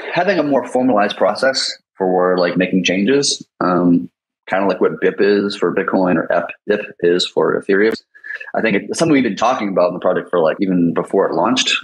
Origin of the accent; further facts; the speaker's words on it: United States; I'm American